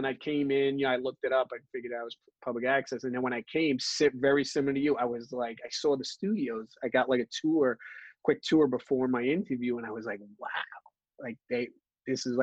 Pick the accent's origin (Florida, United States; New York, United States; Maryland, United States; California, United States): New York, United States; New York City; I grew up in Brooklyn, born and raised